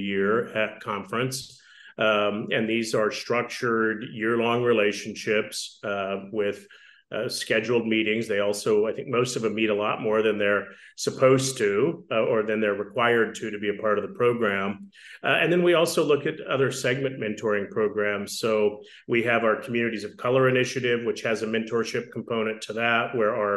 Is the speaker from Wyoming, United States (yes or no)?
yes; Wyoming, United States; I grew up in Wyoming